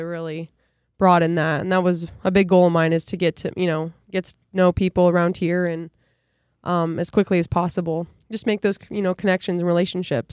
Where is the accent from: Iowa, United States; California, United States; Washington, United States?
Iowa, United States; near Dike-New Hartford; also born or lived in Ohio; be up back in near my hometown